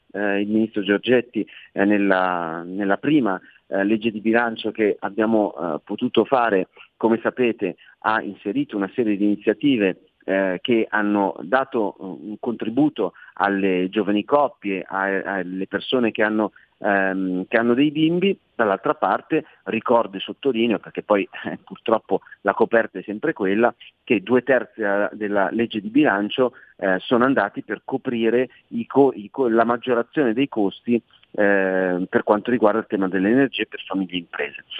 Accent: Milan, Lombardy, Italy; essendo milanese

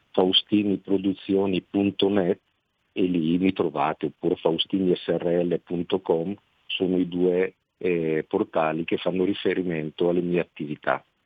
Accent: Pontoglio, Lombardy, Italy; al mio paese

